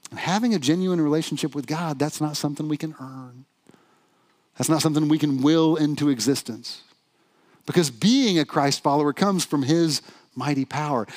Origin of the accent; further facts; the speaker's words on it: the South, United States; moved away; I'm from the South originally